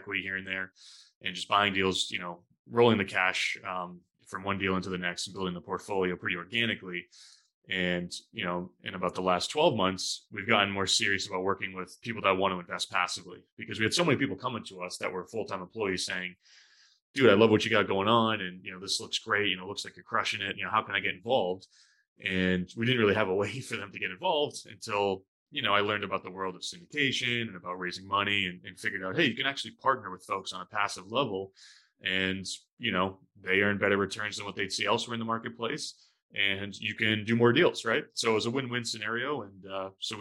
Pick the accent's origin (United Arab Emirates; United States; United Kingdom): United States; New Hampshire; moved away as an adult; now in Boston, United States; born and raised in New Hampshire, small town in southern New Hampshire